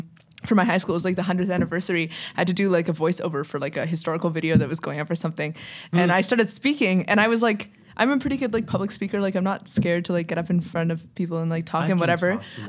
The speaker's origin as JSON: {"language": "English", "country": "Canada", "tie": "born or raised there", "first_language": "English", "said": "I like grew up in Canada and like English is like basically my it's my first language."}